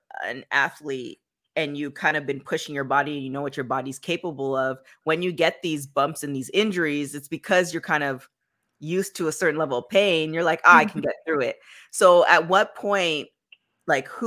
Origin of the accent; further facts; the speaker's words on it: Canada; I'm from Canada